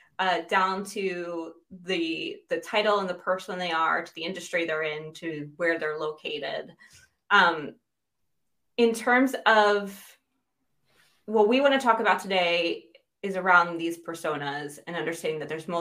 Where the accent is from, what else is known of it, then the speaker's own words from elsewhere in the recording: United States; moved away as an adult; now in United Kingdom; I'm American but living in the UK